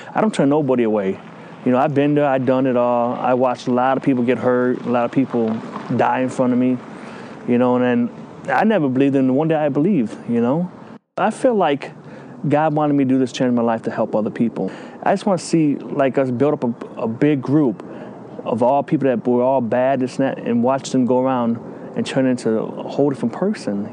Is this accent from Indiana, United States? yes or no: yes; Hammond, Indiana, United States; I'm from Hammond, Indiana